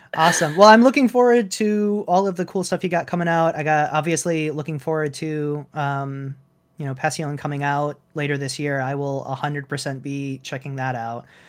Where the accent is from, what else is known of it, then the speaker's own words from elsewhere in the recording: Michigan, United States; I grew up in Michigan